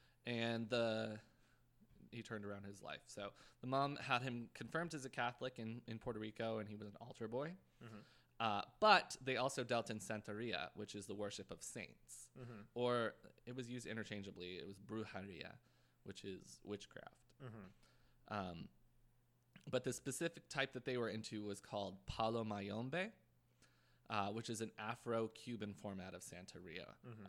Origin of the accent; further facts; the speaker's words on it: Canada; now in United States; So I'm Canadian, so I don't have the right to vote or anything.